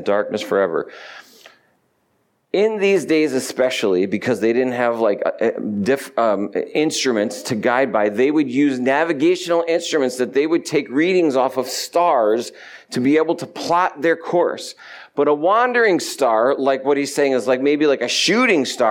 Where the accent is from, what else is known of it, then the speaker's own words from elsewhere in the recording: New York, United States; moved away; I'm from New York